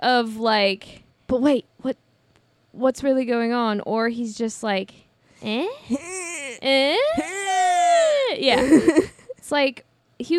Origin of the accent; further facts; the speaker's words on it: Midwest, United States; I'm from the Midwest